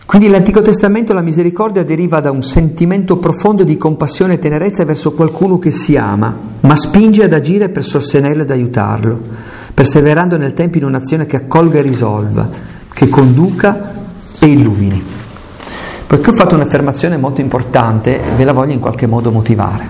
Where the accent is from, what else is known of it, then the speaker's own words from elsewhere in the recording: Aosta Valley, Italy; E io sono valdostano, sono montanaro